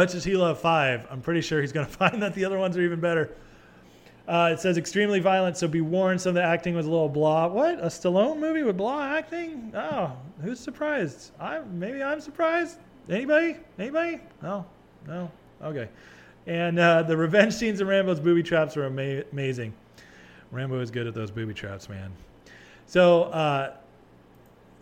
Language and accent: English; California, United States; now in Texas, United States; I'm a Californian